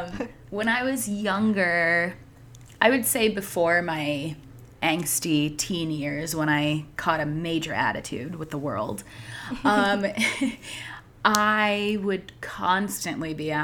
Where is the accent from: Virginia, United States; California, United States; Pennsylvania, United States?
Pennsylvania, United States; outside of Philadelphia; moved away as an adult; also born or lived in Long Island, New York; I moved away from my home outside of Philly, I would be in New York, in college on Long Island, and then people would start to ask, where are you from? So then I would say, oh, you know, I'm from Philadelphia